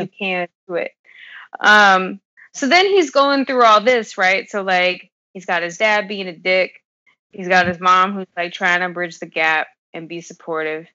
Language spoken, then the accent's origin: English; California, United States; I grew up in Cali